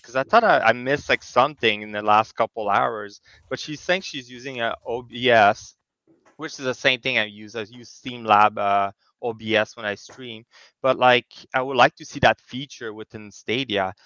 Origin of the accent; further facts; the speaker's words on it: Canada; now in Kingston, Canada; I'm also a Canadian, so I'm in Kingston, yeah. Ontario